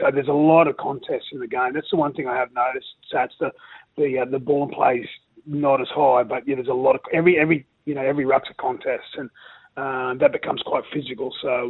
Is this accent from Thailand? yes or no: no; Rockhampton, Queensland, Australia; growing up in Rockhampton, it's a big rugby league area.